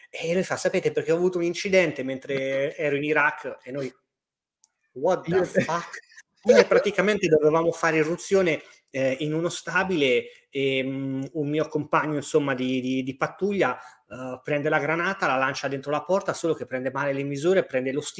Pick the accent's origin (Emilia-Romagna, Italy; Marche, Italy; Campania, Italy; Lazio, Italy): Marche, Italy; Per, peraltro Enrico, un mio conterraneo, perché io sono marchigiano e quindi